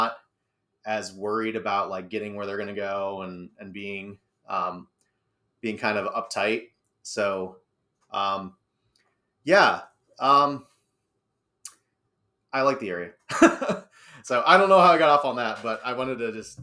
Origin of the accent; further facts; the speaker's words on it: Akron, Ohio, United States; moved away as an adult; also born or lived in Stow, Ohio; now in Cortland area, Ohio, United States; I'm a transplant myself. I didn't grow up here. So I grew up in the Akron, Canton area.